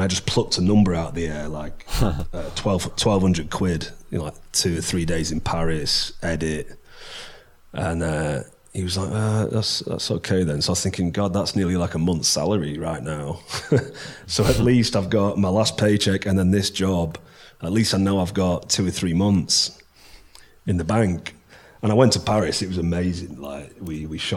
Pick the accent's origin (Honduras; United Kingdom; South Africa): United Kingdom; Preston, North West England; I'm from Preston